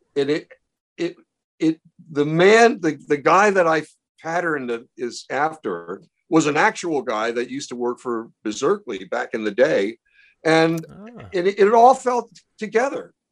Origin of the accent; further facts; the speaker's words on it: Baltimore, Maryland, United States; When I was a kid growing up in Baltimore